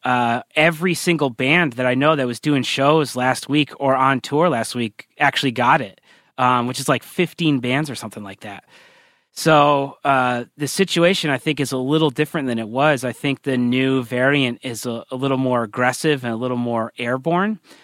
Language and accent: English; Burlington, Connecticut, United States; also born or lived in Poughkeepsie, New York / Richmond, Virginia; I grew up in Burlington, Connecticut, which is where I still am